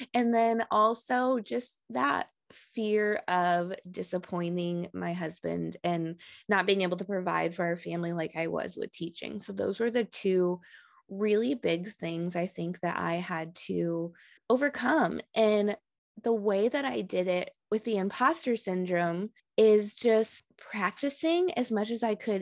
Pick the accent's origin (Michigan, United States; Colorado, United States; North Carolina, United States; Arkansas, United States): Michigan, United States; moved away as an adult; also born or lived in Texas; I'm actually originally from Michigan